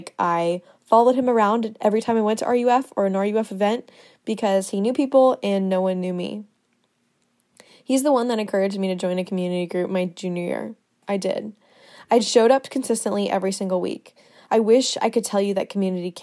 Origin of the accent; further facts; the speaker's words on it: Winter Springs, Florida, United States; moved away as an adult; now in Athens, United States; I'm from Winter Springs, Florida, which is a town right outside of Orlando